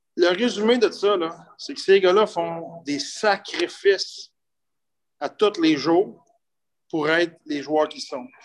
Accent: Sainte-Monique, Quebec, Canada; je viens de la rive de Trois-Rivières, je viens de, de, Nicolette, je viens de Sainte-Monique de Nicolette. j'ai été élevé sur une ferme

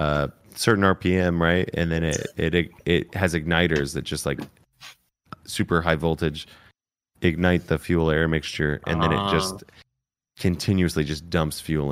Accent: Colorado, United States; I'm from Colorado, so like, you know, Subaru's in the blood.

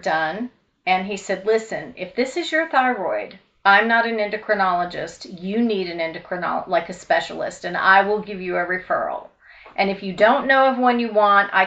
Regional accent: Louisville, Kentucky, United States; moved away; I grew up in Louisville, Kentucky

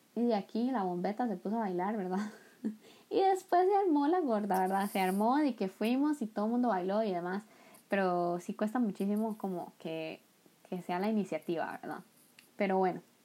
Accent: Costa Rica; moved away as an adult; now in South Korea; yo soy de Costa Rica

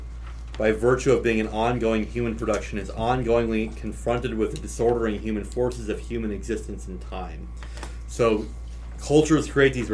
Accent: Nebraska, United States; I grew up in Nebraska

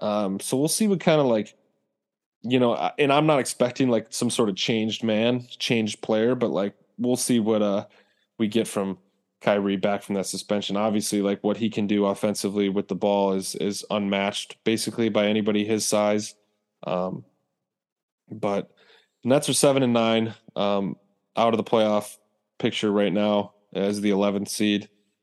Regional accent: Minnesota, United States; born there; So the East, I was born in Minnesota

